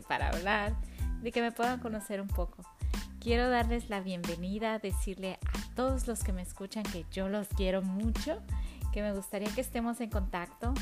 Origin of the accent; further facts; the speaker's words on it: Mexico; now in Toronto, Canada; una mexicana viviendo en Toronto